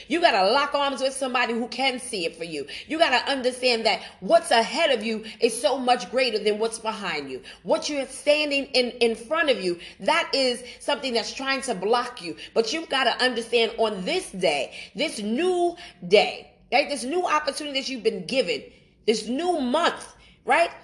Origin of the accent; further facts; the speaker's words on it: New York City, New York, United States; moved away as an adult; I'm originally from Brooklyn, New York. That's my hometown. That's where I was born and raised.